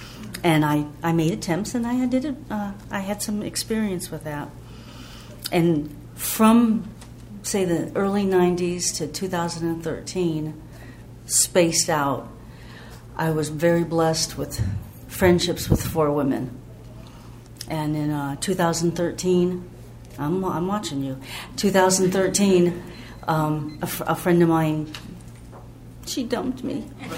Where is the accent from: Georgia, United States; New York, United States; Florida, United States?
Georgia, United States; I grew up in OA in Georgia, and we'd go to retreats.